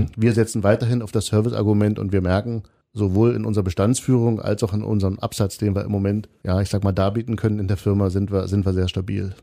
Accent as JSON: {"language": "German", "town": "Kreischa", "region": "Saxony", "country": "Germany", "said": "in Kreischer, wo ich herkomme"}